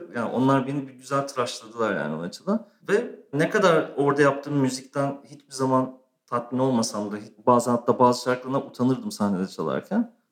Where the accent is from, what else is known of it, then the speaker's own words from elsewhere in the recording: Istanbul, Turkey; also born or lived in Eskişehir; doğma büyüme İstanbulluyum zaten. Sadece üniversite için Eskişehir'e gitmiştim